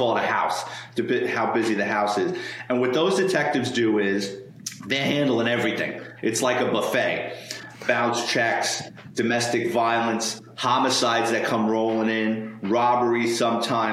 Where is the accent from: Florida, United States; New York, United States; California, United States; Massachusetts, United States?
New York, United States; New York City; I grew up in the Bronx in New York City, lower middle class kid